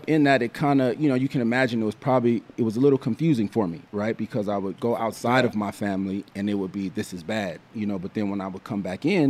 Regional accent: Los Angeles, California, United States; I was born and raised in South Central Los Angeles. So right off of 94th and Hoover is where I was born. I was actually raised in a suburb called Rolling Heights.

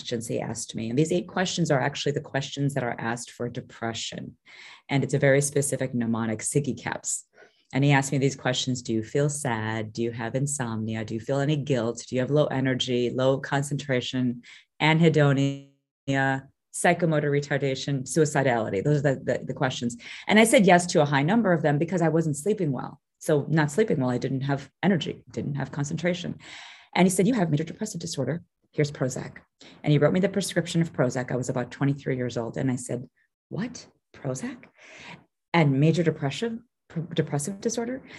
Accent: Chicago, Illinois, United States; also born or lived in Kampala, Uganda; I was actually born in Kampala, Uganda, and then we were kicked out of the country at a very young age. I was about 6 months old, grew up in Chicago

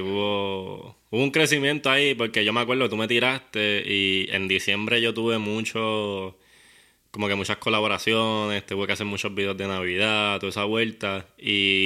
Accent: Guaynabo, Puerto Rico; yo soy de Guaynabo, pero del área de campo. Yo criaba conejos con papi.

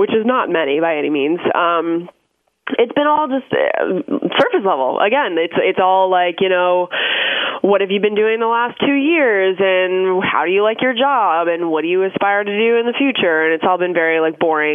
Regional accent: Orono, Ontario, Canada; moved away; I grew up about 2.5 hours outside of Toronto, in a really, really small town called Orno

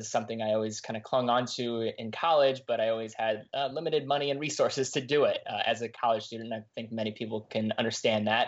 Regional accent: Cleveland, Ohio, United States; I grew up in Cleveland, Ohio, east side suburbs

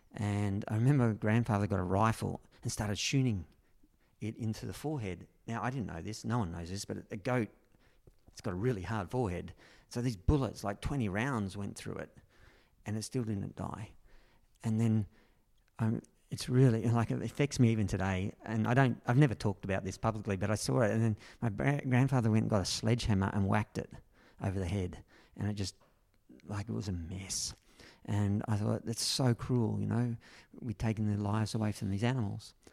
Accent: Berry, New South Wales, Australia; my hometown, no, which really was Berry, only five minutes down the road. But this is where I grew up

